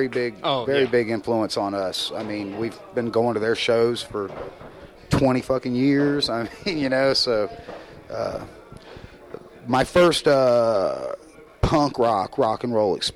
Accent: the South, United States; accent: Southern; if you're from the South and you go to other areas of the country, like, they hear my accent

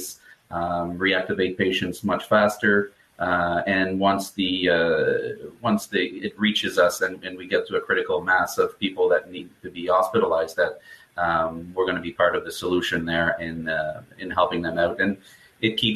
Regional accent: Canada; also born or lived in Ottawa, Ontario; I'm a Canadian physiotherapist. We're just outside of Ottawa, Ontario, so way north from you guys.

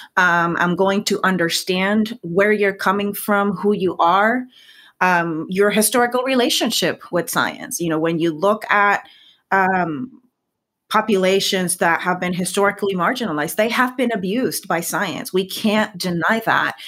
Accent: Puerto Rico; first language Spanish; English is a second language; moved away as an adult; now in United States; I was always very proud of being a Puerto Rican scientist.

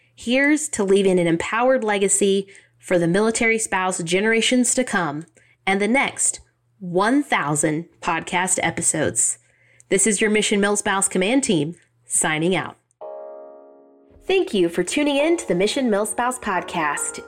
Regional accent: Southeast Kansas, United States; moved away; ladies in my hometown, our tiny little town in Southeast Kansas

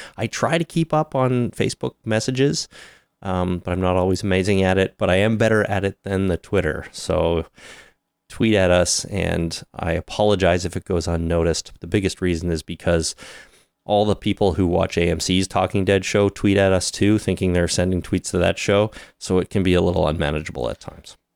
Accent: Canada; We are so Canadian.

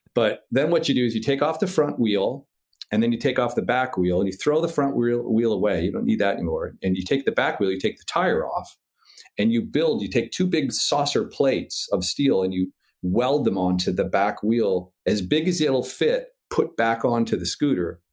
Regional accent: Midwest, United States; I'm from the Midwest

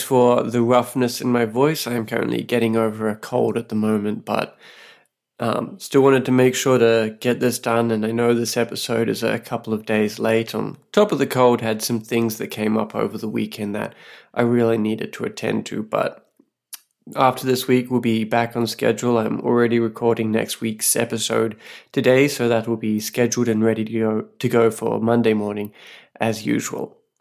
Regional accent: Australia; now in Saipan, Northern Mariana Islands

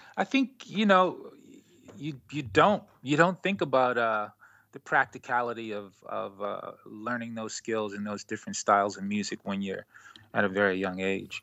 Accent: Baltimore, Maryland, United States; now in Brooklyn, United States; I live in Brooklyn, New York, and I'm originally from Baltimore, Maryland

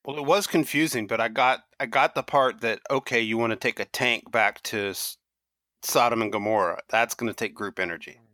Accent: Kentucky, United States; I grew up in Kentucky uh, with a dad who was a Tennessee, you know, backwoodsman

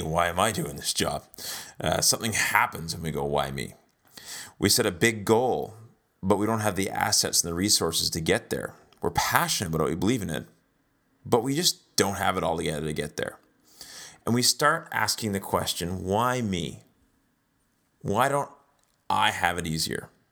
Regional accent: Canada; also born or lived in South Africa; We're Canadian, but we lived there for a few years.

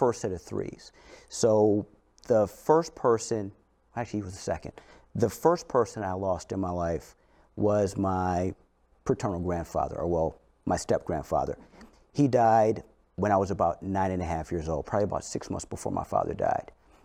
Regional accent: St. Louis, Missouri, United States; I grew up in St. Louis

